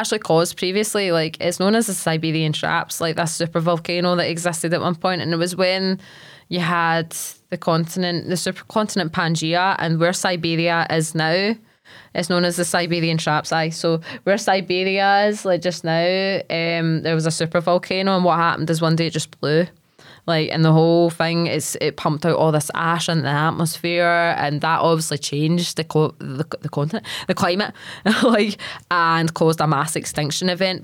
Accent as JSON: {"language": "English", "town": "Largs", "region": "Scotland", "country": "United Kingdom", "said": "I'm from Largs"}